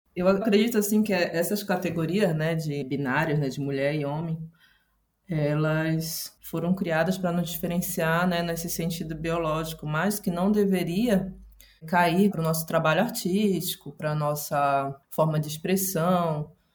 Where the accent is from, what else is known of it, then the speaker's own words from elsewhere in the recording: Belém, Pará, Brazil; now in Campinas, Brazil; eu nasci lá em Belém do Pará